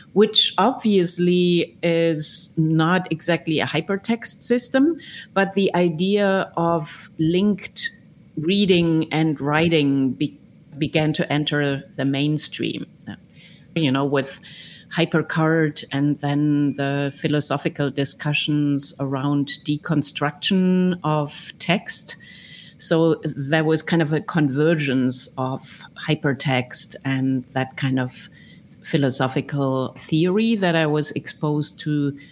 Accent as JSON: {"language": "English", "country": "Germany", "tie": "born or raised there", "said": "I grew up in Germany"}